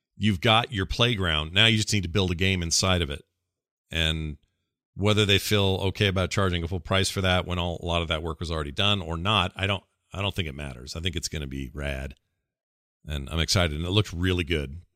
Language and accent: English; Salt Lake City, Utah, United States; it's like Salt Lake City. Said it was, it was my hometown